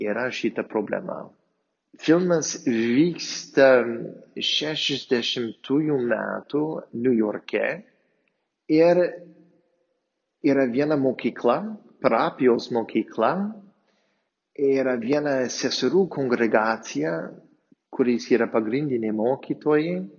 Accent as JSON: {"language": "Lithuanian", "area": "near Boston", "region": "Massachusetts", "country": "United States", "tie": "born or raised there", "also_born_or_lived": "Palendriai, Lithuania", "second_language": "Lithuanian", "moved": "as an adult", "lives_now": "Lithuania", "said": "esu amerikietis ir aš išaugau netoli nuo Bostono"}